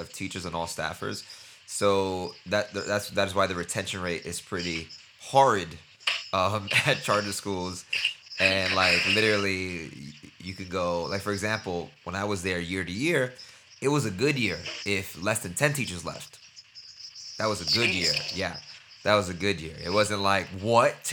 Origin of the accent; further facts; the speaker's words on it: New York City, New York, United States; I was born in Brooklyn as well, like the East New York side near Cypress Hills